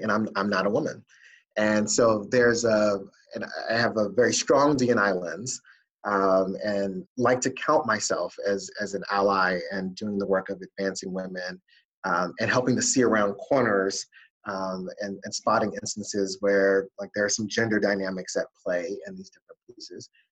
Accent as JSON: {"language": "English", "town": "Washington", "region": "District of Columbia", "country": "United States", "tie": "born or raised there", "also_born_or_lived": "Ohio", "moved": "yes", "lives_now": "Boston, United States", "said": "growing up in the Washington, D.C. area"}